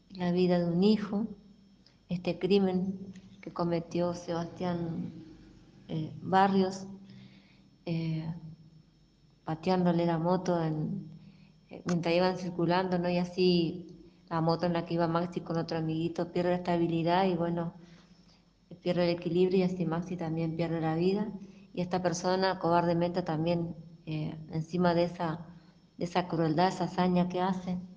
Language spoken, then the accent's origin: Spanish; Villa Ángela, Chaco, Argentina; soy, soy de Villángela, Chaco